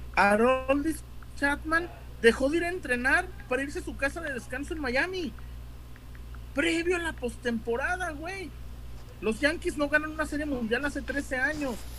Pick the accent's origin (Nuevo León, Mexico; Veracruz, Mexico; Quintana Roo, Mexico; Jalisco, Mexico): Jalisco, Mexico; Guadalajara; somos tapatíos